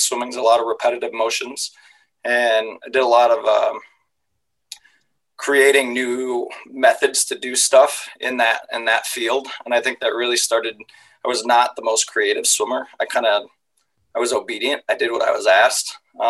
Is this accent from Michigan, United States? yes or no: no; Ames, Iowa, United States; also born or lived in Colorado; I grew up in the Ames area and then went off to Colorado